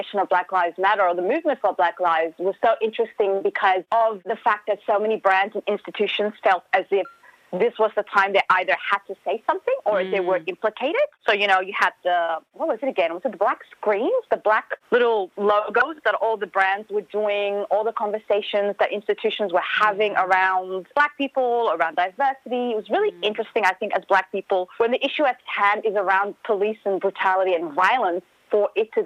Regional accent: Sydney, New South Wales, Australia; now in Melbourne, Australia; as someone who's not from Melbourne, I'm from Sydney

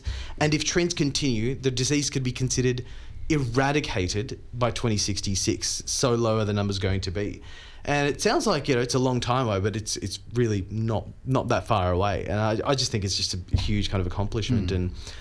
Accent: India; moved away; growing up in India

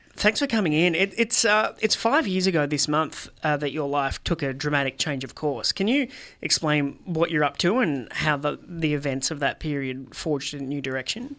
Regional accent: Australia; as an Australian

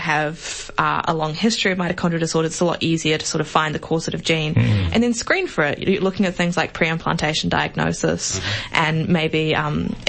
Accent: New Zealand; now in Australia; I'm from New Zealand

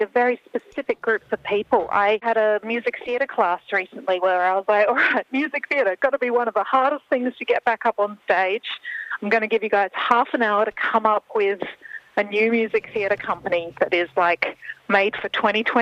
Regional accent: Australia; we have lost as Australian artists

